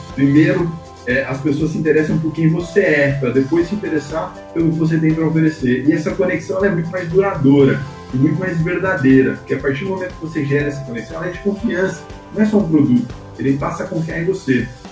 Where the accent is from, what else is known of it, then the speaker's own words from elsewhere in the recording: Ribeirão Preto, São Paulo, Brazil; now in Recife, Brazil; Eu sou do interior do estado de São Paulo, como comentei com vocês, é uma cidade quase mineira, que é Ribeirão Preto